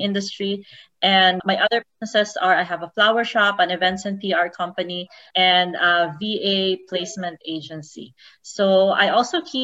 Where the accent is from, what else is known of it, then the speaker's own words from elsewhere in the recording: Davao City, Davao Region, Philippines; moved away as an adult; also born or lived in Cebu; now in Las Vegas, United States; I'm a Davaoenya. I grew up in Davao City. I also spent my high school years in Cebu